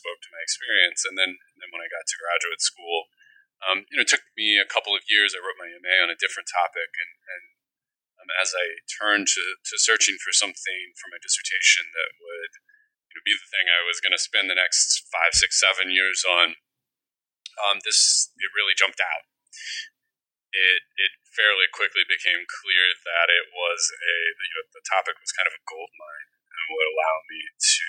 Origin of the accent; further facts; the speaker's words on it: Midwest, United States; now in Rhode Island, United States; growing up in the Midwest